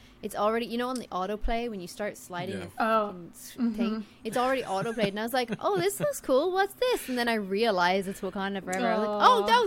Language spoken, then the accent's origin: English; South Africa; I'm South African. I was born in South Africa.